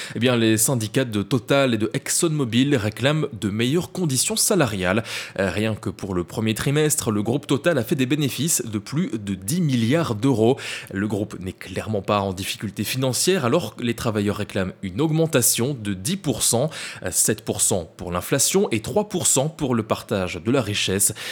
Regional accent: Belgium; l'essence est plus chère chez nous, en Belgique, qu'en France

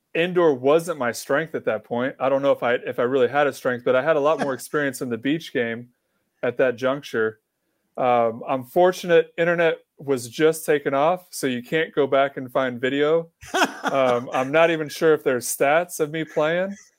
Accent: Kansas, United States; moved away; I grew up in Kansas where volleyball is not a thing

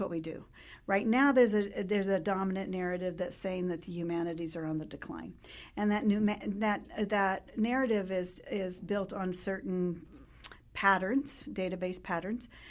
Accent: New Mexico, United States; I, uh, grew up in New Mexico, born and raised in New Mexico

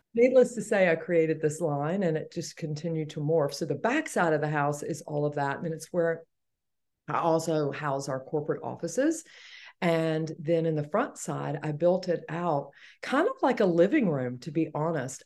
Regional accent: Atlanta, Georgia, United States; born and raised in Atlanta, Georgia

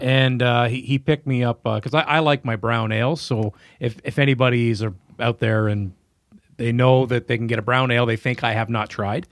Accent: Carleton Place, Ontario, Canada; I'm originally from Carlton Place

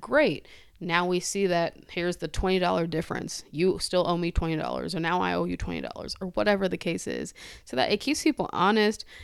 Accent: United States; we are still American

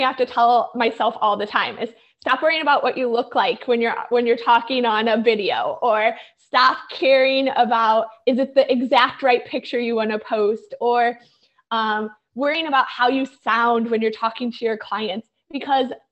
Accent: St. Louis, Missouri, United States; moved away as an adult; also born or lived in New York; I grew up in St. Louis, the middle of the United States, and had started my career there

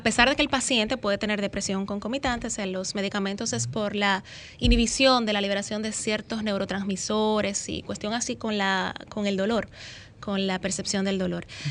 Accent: Santiago de los Caballeros, Santiago, Dominican Republic; yo estoy ubicada, soy de Santiago

